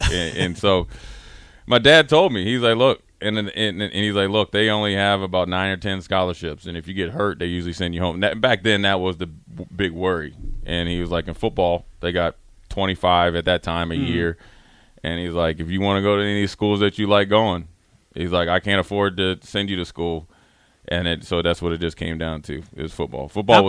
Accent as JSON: {"language": "English", "town": "Frederick", "region": "Maryland", "country": "United States", "tie": "born or raised there", "also_born_or_lived": "Charlotte", "moved": "yes", "said": "I'm DMV"}